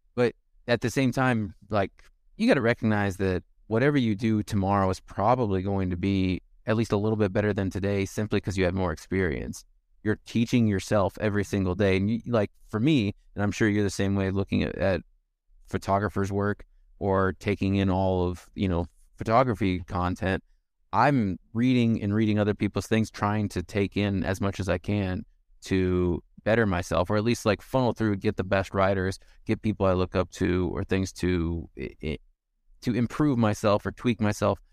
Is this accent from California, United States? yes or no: no; County 42, Nebraska, United States; I'm from forty-two County